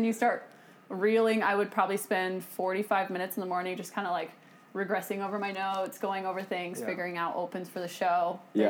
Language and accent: English; Pacific Northwest, United States; I grew up in the Pacific Northwest